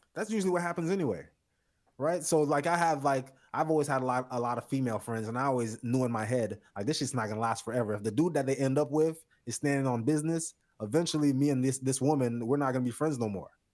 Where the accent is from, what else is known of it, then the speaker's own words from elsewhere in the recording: South Florida, United States; I'm from South Florida